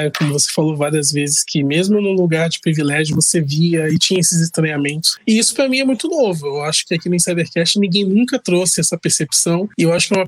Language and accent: Portuguese; São Paulo, Brazil; nós somos do Brasil, que é um país, entre aspas, rico, apesar das desigualdades, mas nós estamos no estado mais rico da federação.